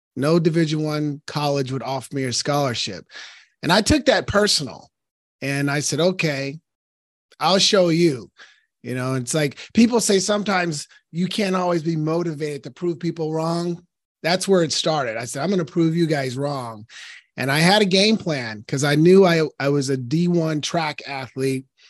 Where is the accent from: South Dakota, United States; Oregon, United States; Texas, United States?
Oregon, United States; Portland; I was born and raised in Northeast Portland, Oregon